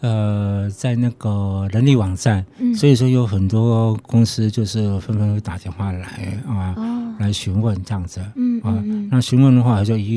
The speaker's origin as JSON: {"language": "Chinese", "region": "Shanghai", "country": "China", "said": "因为我们我们我们上海人常常讲过一句话，就是说你要起码。你要骑马找马，"}